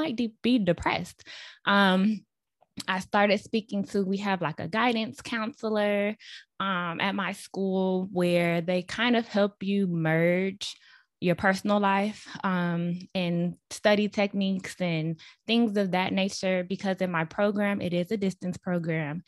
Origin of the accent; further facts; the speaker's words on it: Chicago, Illinois, United States; moved away as an adult; now in Dallas, United States; I also moved back to my hometown in Chicago, so I was living with my parents.